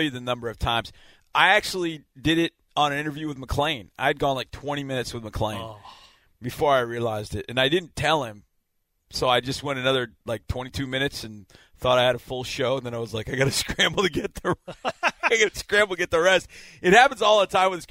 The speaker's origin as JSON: {"language": "English", "region": "Wisconsin", "country": "United States", "said": "I'm from Wisconsin."}